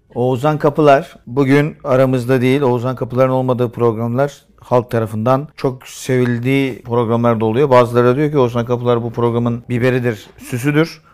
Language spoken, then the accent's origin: Turkish; Istanbul, Turkey; Burada doğdum da bunun. Göztepe Kadıköy.